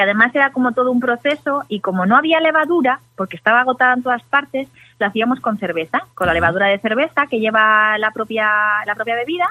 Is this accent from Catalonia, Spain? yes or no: no; Galicia, Spain; como buena gallega